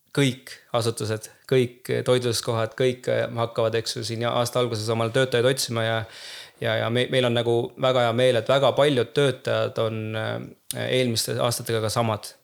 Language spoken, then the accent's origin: Estonian; Tallinn, Harju County, Estonia; moved away as an adult; now in Pärnu, Estonia; ma olen küll Tallinnast pärit, aga ma tunnen ka, et ma olen nagu pool pärnakas